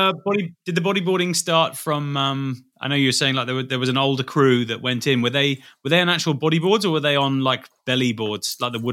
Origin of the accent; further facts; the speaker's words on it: Dubai, United Arab Emirates; when I grew up in Dubai, we had these like polystyrene surfboards